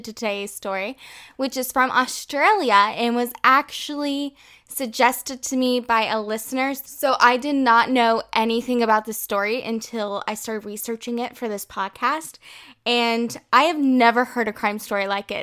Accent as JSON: {"language": "English", "country": "United States", "moved": "as an adult", "lives_now": "France", "said": "I'm originally from the United States, but now I live in France"}